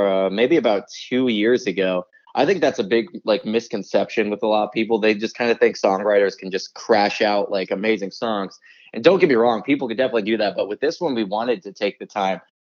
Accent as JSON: {"language": "English", "town": "Nanticoke", "region": "Pennsylvania", "country": "United States", "tie": "born or raised there", "lives_now": "Bloomsburg, United States", "said": "we grew up in an even smaller town called Nanticoke."}